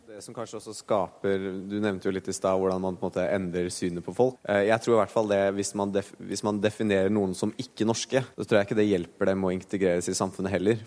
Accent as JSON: {"language": "Norwegian", "area": "Hedmark", "region": "Innlandet", "country": "Norway", "said": "Jeg er fra Hedmark. Odelsgutt, til og med"}